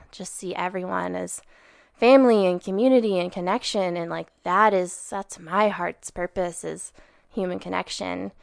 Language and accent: English; Sandpoint, Idaho, United States; I was born and raised in Sandpoint, Idaho.